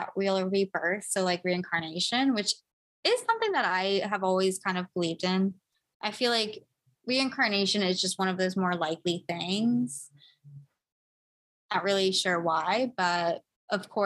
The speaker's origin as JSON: {"language": "English", "country": "United States", "said": "as an American"}